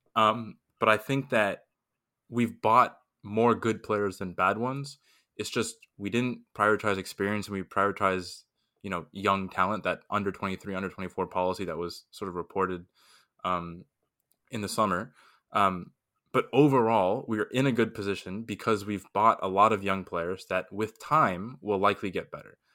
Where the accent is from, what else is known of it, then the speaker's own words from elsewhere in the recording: Miami, Florida, United States; I'm from Miami, so LeBron played for my team, the Heat, for four years